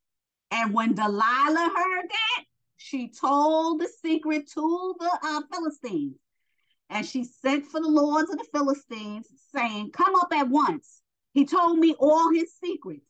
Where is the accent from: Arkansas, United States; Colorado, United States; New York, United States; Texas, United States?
New York, United States; I'm from New York